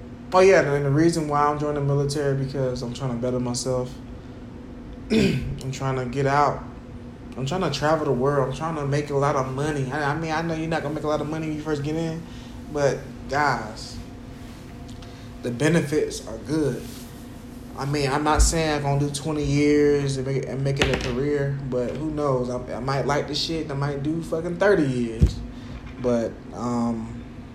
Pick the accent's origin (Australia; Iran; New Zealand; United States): United States; Jacksonville; now in Spartanburg, United States; Growing up in Jacksonville, especially living out here in Spartanburg, South Carolina